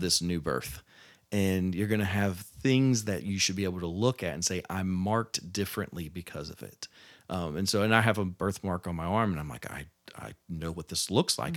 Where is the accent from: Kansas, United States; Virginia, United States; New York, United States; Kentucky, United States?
Virginia, United States; moved away; also born or lived in Roanoke, Virginia; growing up in Virginia